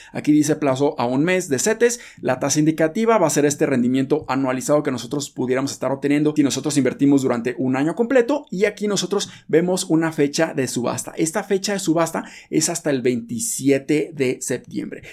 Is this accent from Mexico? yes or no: yes; Mexico; nosotros como mexicanos